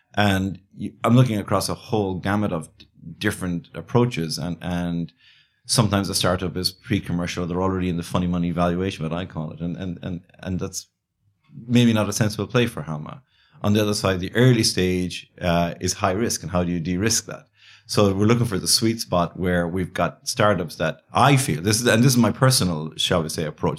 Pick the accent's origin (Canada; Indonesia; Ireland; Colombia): Ireland; Galway, Connacht; also born or lived in Dublin, Ireland / China; I grew up in Ireland, yeah, on the West Coast